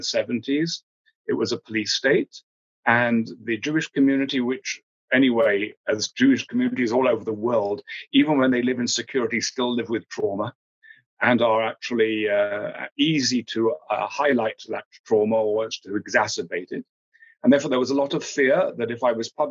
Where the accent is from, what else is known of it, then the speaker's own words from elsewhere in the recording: England, United Kingdom; moved away as an adult; also born or lived in South Africa / Ireland; the home in which I grew up in England